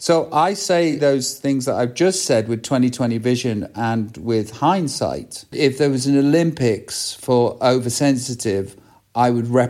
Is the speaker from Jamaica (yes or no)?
no; England, United Kingdom; it's simple, as Middle England, because I'm from Middle England. That's where I'm from.